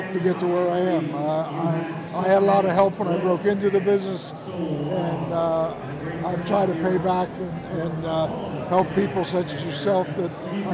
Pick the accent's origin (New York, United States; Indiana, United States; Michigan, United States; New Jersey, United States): New Jersey, United States; Trenton; moved away as an adult; also born or lived in Pennsylvania; I was born and raised in Trenton, which is just a stone's throw from here.